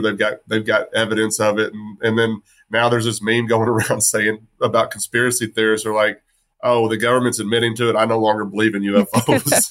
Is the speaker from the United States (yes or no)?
yes; West Texas, United States; I grew up in West Texas, and we were deep red